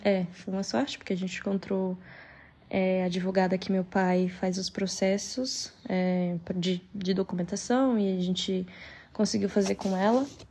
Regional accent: São Paulo, Brazil; moved away as an adult; now in Queluz, Portugal; A gente é de São Paulo

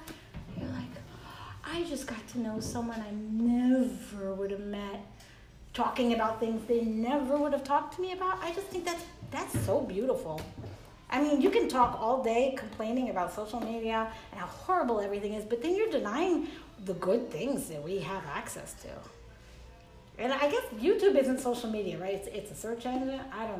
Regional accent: Mexico; born there; And also I was born in Mexico because my father went to medical school in Mexico because he couldn't afford to go to school here.

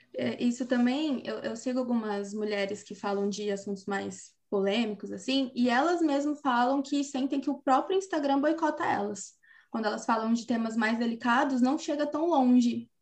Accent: Brazil; nós como cidadão, como brasileiro

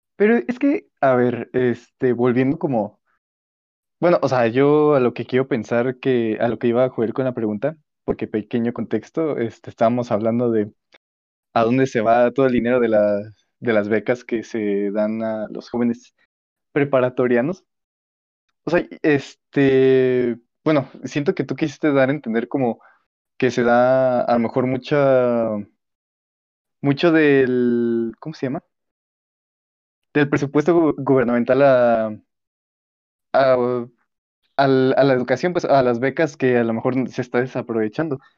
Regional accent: Mexico

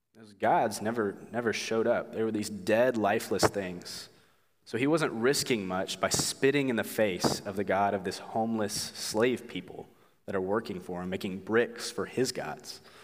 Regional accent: Oklahoma, United States; moved away; I'm from Oklahoma.

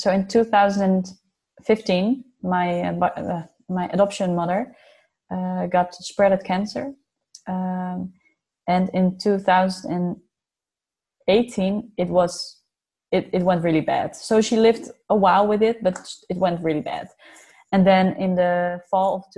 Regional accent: Netherlands; also born or lived in Yiwu, China; I'm from the Netherlands.

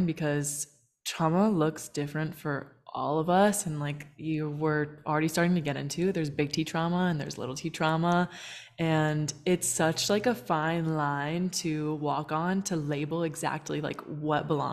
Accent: United States; now in Puerto Vallarta, Mexico; I'm from the States, and I'm now based in Puerto Vallarta.

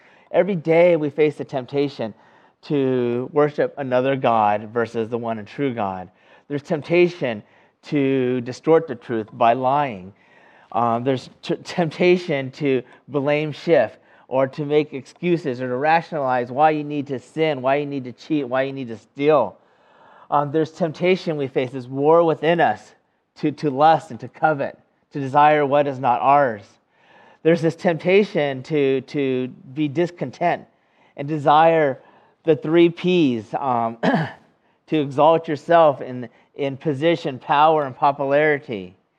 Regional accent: California, United States; now in North Carolina, United States; the closest thing I can imagine that would be similar to us here in North Carolina would be, you know, I come from California

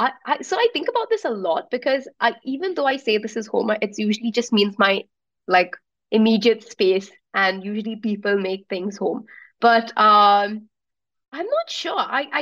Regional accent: Abu Dhabi, United Arab Emirates; also born or lived in Melbourne; now in Bangalore, India; Like, I was born and brought up in Abu Dhabi, and I still think of it as home, even though I've not been back for ages and everyone really has left now. And Melbourne was for studying and I stayed there for a bit longer

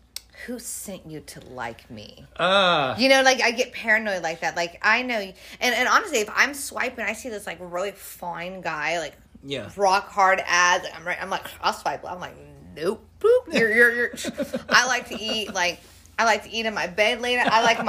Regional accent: California, United States; oh, I'm from California.

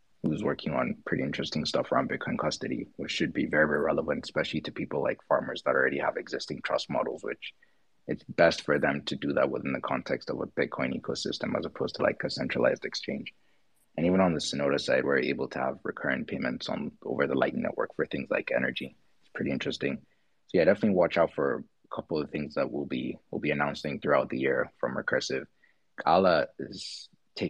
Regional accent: Nigeria; I am a Nigerian

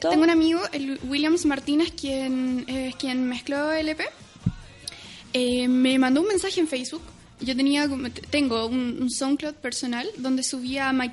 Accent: Concepción, Biobío, Chile; Sí, soy de Conce, pero muy

